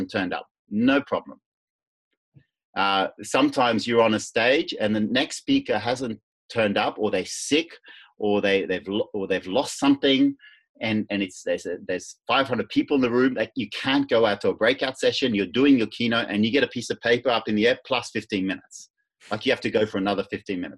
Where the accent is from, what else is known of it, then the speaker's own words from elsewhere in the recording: Netherlands; now I'm from Holland